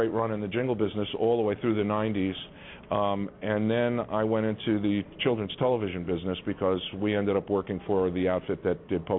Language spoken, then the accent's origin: English; New York, United States; I grew up in New York.